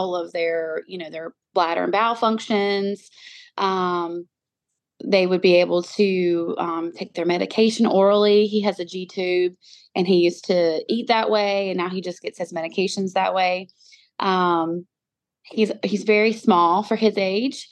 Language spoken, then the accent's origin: English; North Carolina, United States; moved away as an adult; also born or lived in Utah; I moved my pregnant self and my two little girls back to North Carolina.